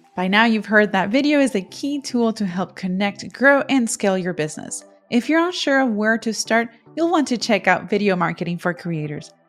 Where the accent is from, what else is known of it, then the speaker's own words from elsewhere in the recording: Puerto Rico; first language Spanish; I was born and bred in Puerto Rico, I learned to speak both languages at the same time.